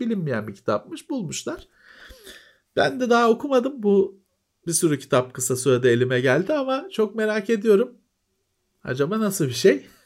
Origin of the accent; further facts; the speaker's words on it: Istanbul, Turkey; ben Bakırköylüyüm. Bakırköylüler şeyi bilir işte Teyyareci Fethi sokak vardır